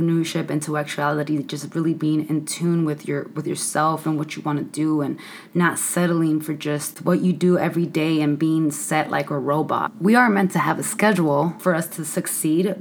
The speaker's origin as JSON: {"language": "English", "town": "San Francisco", "region": "California", "country": "United States", "tie": "born or raised there", "moved": "as an adult", "said": "I come from San Francisco, the Mission District, 415 all the way, born and raised in the city."}